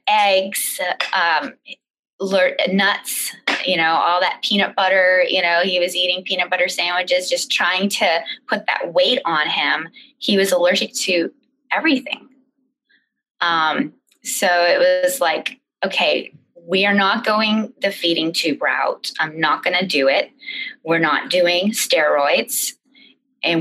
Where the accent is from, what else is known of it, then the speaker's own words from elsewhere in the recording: Maine, United States; we're from Maine